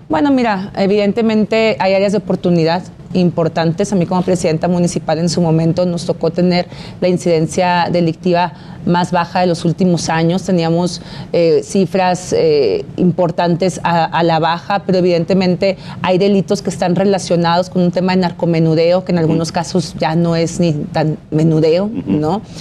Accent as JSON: {"language": "Spanish", "region": "Baja California", "country": "Mexico", "tie": "born or raised there", "said": "Yo nací en Baja California, he crecido, me formé, tengo mi familia eh, y amo a mi Estado"}